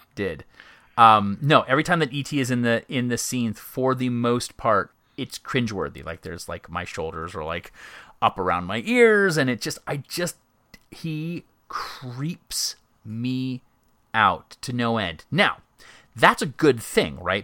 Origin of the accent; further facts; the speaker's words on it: Myrtle Beach, South Carolina, United States; my hometown of Myrtle Beach, right near my house